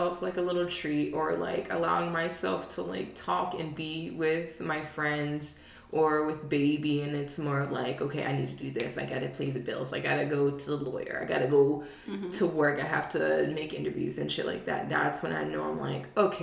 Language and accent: English; Baltimore, Maryland, United States; now in Charlotte, United States; I'm from Baltimore